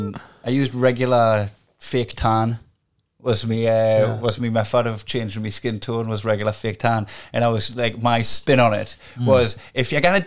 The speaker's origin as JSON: {"language": "English", "town": "Newcastle upon Tyne", "region": "North East England", "country": "United Kingdom", "said": "I'm a Geordie"}